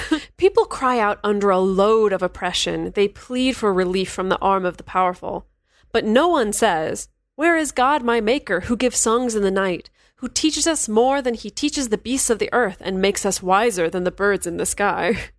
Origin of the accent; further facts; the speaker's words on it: Chico, California, United States; moved away; my hometown of Chico, California